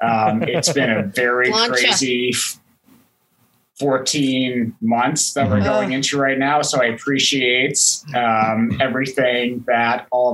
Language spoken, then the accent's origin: English; Canada; moved away as an adult; now in United States; Well, I grew up in the Great White North